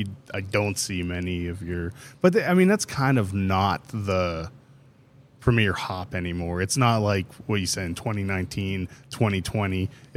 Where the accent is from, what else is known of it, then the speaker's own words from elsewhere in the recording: Pittsburgh, Pennsylvania, United States; moved away; I'm from Pittsburgh, so we got married up there